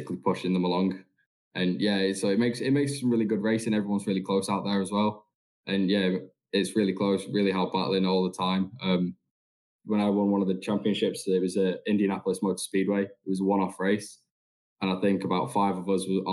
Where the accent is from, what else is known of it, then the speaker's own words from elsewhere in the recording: Manchester, North West England, United Kingdom; also born or lived in Florida, United States; I'm 22 years old and I'm from Manchester